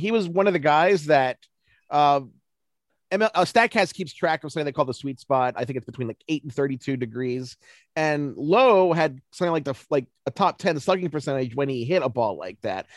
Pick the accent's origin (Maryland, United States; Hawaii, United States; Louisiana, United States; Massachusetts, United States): Maryland, United States; Baltimore; I'm from Baltimore